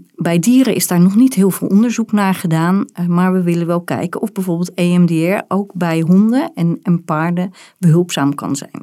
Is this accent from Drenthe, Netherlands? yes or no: no; Rotterdam, South Holland, Netherlands; ik ben geboren in Rotterdam